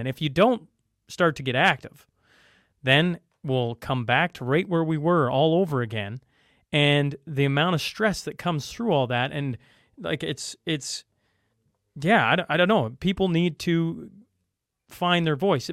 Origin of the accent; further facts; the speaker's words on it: Canada; I'm Canadian.